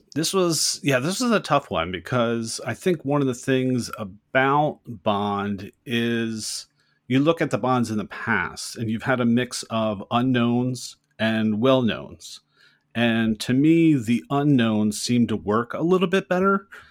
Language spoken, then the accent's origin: English; United States; we as American audience